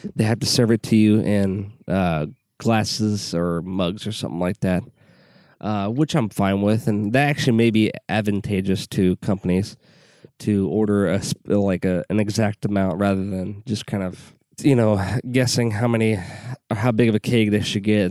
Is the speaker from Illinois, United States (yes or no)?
yes; Southwest Illinois, United States; I grew up in Southwest Illinois